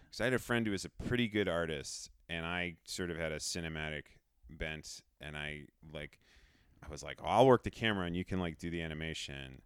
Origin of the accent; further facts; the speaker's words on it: Rhode Island, United States; moved away; I grew up in Rhode Island, and we had a pretty good public s, m, school music program